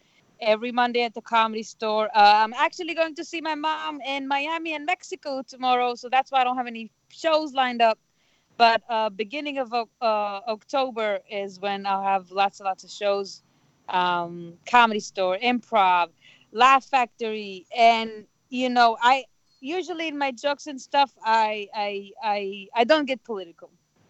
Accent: Israel; now in United States; I was like, I come from Israel. Everybody's naturally rude.

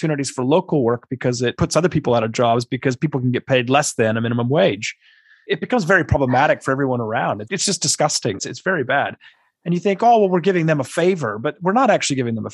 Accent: California, United States; I grew up in California where we have known large amounts of illegal immigrants

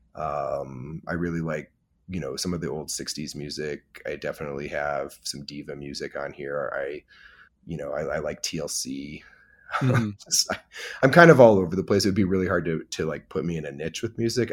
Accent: Michigan, United States; now in Emeryville, United States; I grew up in Michigan in the Midwest

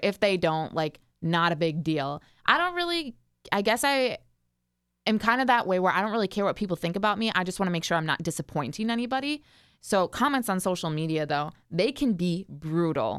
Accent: Richfield, United States; I grew up in Richfield, about 45 minutes outside of like where the station is located

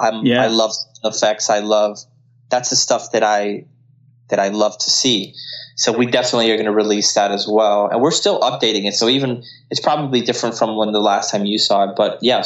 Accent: Colombia; first language Spanish; English is a second language; But a lot of them, like myself, I'm from Colombia, but I don't practice Spanish nearly as much.

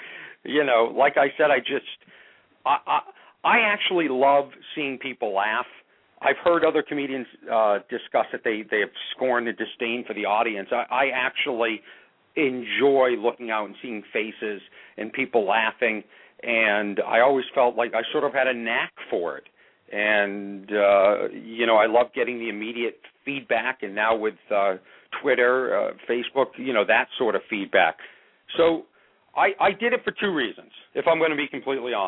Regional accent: Boston, Massachusetts, United States; moved away; I'm from Boston

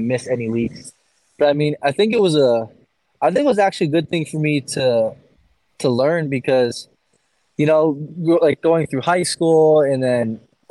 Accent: Canada; I'm grateful to be Canadian

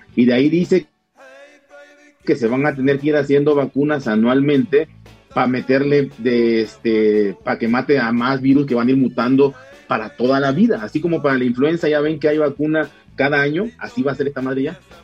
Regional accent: Tabasco, Mexico; estaba a, hora y cuarto de donde, de donde yo nací

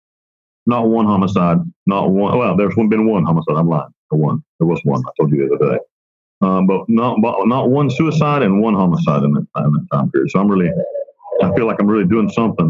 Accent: Western North Carolina, United States; I'm from Western North Carolina

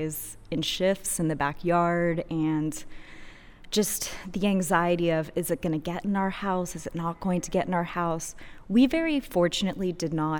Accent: Houston, Texas, United States; I'm an artist from Houston, Texas

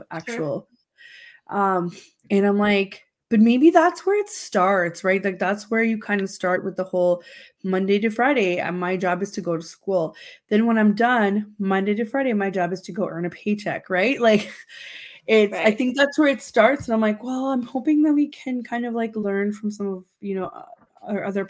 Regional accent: Romania; now in Canada; When I was growing up in Romania, we had a really long break

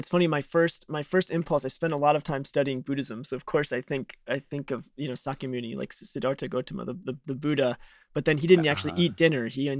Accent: Chicago, Illinois, United States; I grew up in Chicago

